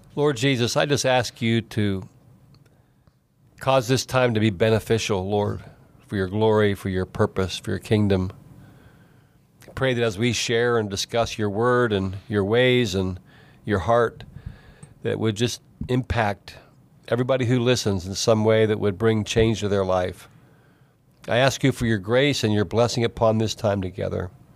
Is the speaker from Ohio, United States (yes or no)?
yes; East Liverpool, Ohio, United States; also born or lived in Alaska; I grew up in East Liverpool, Ohio, which is about an hour from where I live today, down on the Ohio River